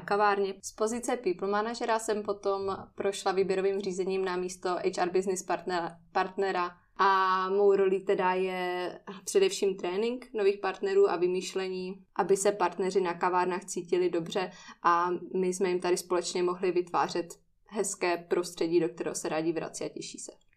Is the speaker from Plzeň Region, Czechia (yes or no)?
no; Ostrava, Moravian-Silesian Region, Czechia; pocházím z Ostravy